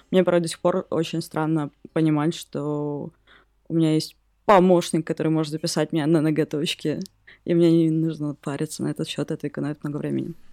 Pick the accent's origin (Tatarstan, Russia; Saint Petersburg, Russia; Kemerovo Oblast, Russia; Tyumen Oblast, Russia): Kemerovo Oblast, Russia; Mezhdurechensk; из Междуреченска.